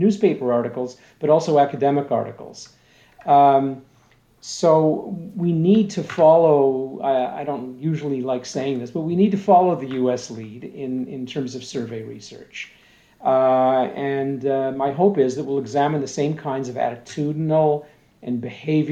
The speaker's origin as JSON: {"language": "English", "region": "the Maritimes", "country": "Canada", "said": "I'm a Maritimer"}